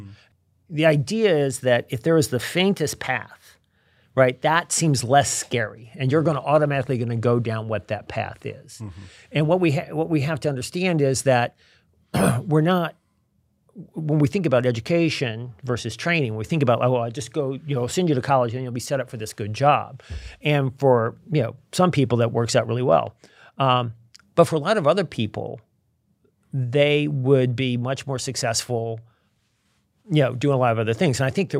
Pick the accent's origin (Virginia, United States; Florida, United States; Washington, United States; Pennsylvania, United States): Virginia, United States; also born or lived in Milwaukee; I remember I grew up in Virginia. I didn't really know any Jewish people. And I moved to Milwaukee.